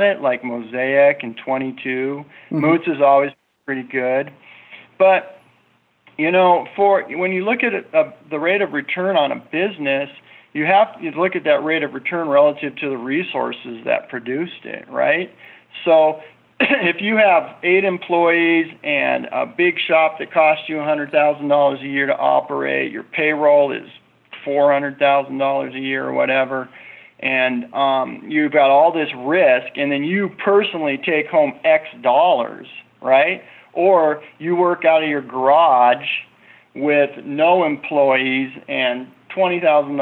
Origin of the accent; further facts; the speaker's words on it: United States; as an American person